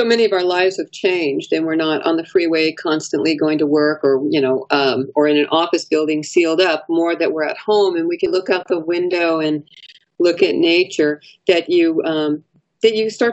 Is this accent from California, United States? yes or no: yes; Los Angeles, California, United States; now in Sacramento, United States; I'm originally from Los Angeles.